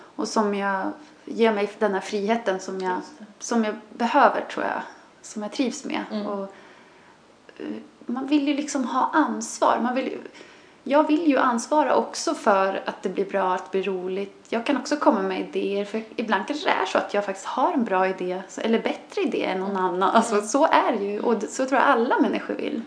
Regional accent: Sörmland, Södermanland, Sweden; also born or lived in Canada; som vi säger hemma i Sörmland

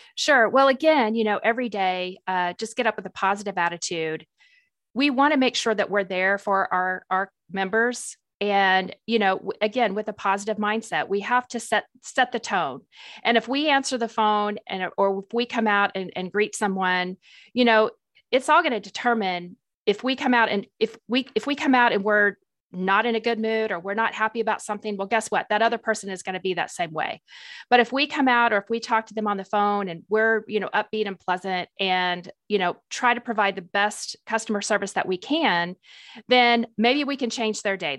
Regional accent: Springfield, Missouri, United States; moved away as an adult; also born or lived in Tennessee; I'm originally from Springfield, Missouri, so I am a Missouri girl, born and raised there

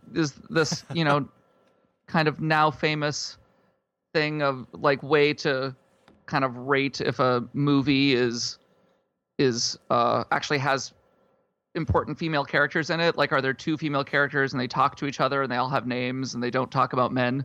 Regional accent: South Dakota, United States; I, uh, grew up in South Dakota.

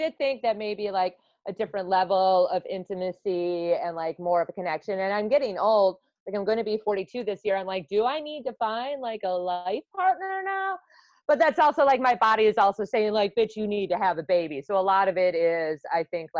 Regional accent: Wisconsin, United States; I'm from Wisconsin

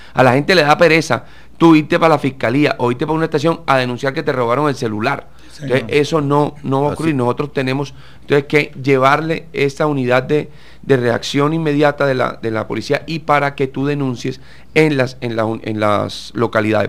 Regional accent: Cartagena, Bolívar, Colombia; yo que nací en Cartagena, sabemos que lo que más nos gusta a los cartageneros es salir a la terraza

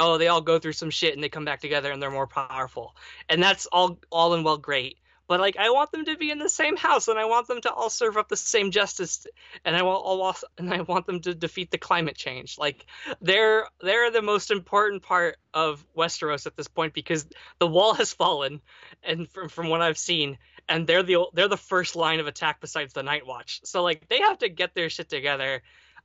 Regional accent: Connecticut, United States; I'm from the north of America. I'm from Connecticut. It gets snowy up there.

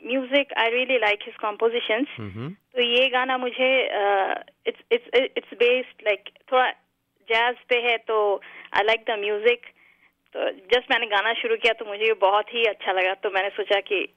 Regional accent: Ranchi, Jharkhand, India; moved away as an adult; also born or lived in Kolkata / Varanasi / Gurgaon; now in Memphis, United States; मैं इंडिया कैलकाटा से हूँ हम्म, हम्म। और लेकिन मेरा जन्म हुआ रांची में सो I can speak Hindi better than Bengali I think

